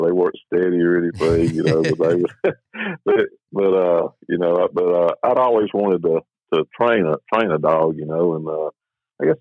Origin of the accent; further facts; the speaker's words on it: Saraland, Alabama, United States; moved away as an adult; now in Caledonia, Mississippi, United States; I grew up in South Alabama, a little town called Saraland, just north of Mobile